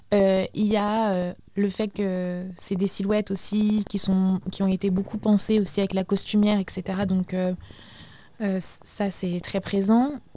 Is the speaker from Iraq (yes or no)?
yes; Baghdad, Baghdad Governorate, Iraq; moved away; je suis euh, irakienne d'origine, je suis née à Bagdad